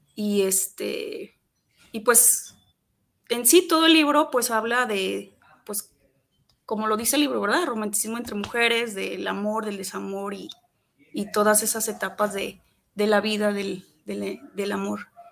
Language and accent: Spanish; Atotonilco el Alto, Jalisco, Mexico; moved away; allá en el pueblo de donde soy, a Totonilco el Alto